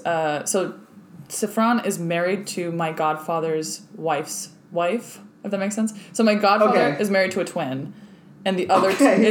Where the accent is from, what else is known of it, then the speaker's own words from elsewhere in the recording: Argentina; growing up in Argentina